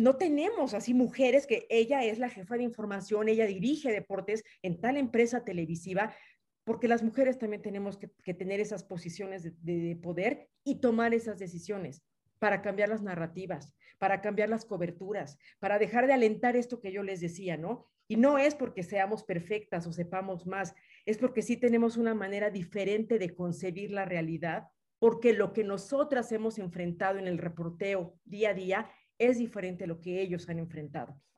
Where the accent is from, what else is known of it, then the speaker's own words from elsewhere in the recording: Yucatán, Mexico; yo soy yucateca, eh, Yucatán